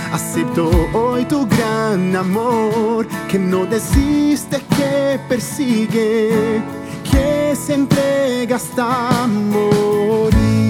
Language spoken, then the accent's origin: Spanish; Rio de Janeiro, Brazil; born or raised there; first language Portuguese; Spanish is a second language